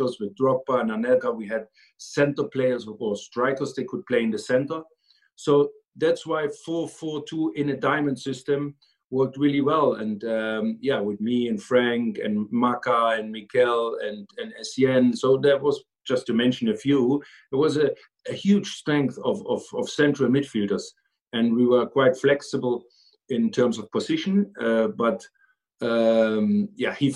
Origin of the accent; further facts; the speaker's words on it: East Germany, Germany; moved away; I grew up in East Germany